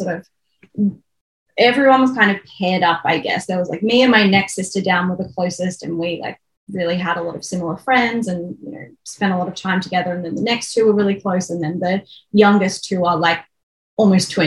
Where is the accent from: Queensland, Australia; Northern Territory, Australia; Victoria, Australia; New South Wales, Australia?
Victoria, Australia; Melbourne; moved away as an adult; now in Brisbane, Australia; But I grew up in Melbourne and I'm now in Brisbane